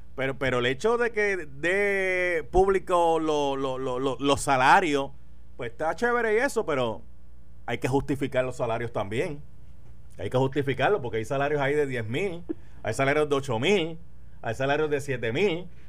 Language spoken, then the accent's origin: Spanish; Carolina, Puerto Rico; sí soy un jíbaro de Carolina. De hecho, yo, yo nací en Carolina